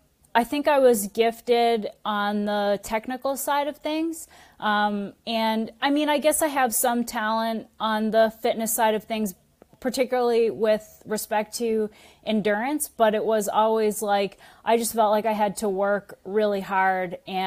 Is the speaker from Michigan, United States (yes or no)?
no; Massachusetts, United States; Yeah. Born and raised in Massachusetts.